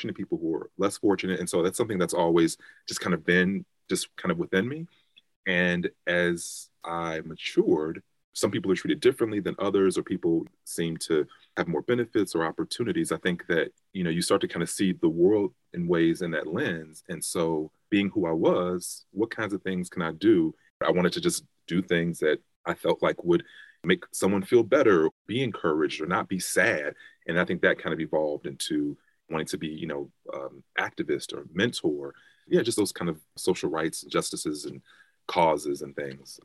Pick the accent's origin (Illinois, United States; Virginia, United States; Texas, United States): Illinois, United States; Chicago; I am from Chicago, South Side, born and raised. So growing up in Chicago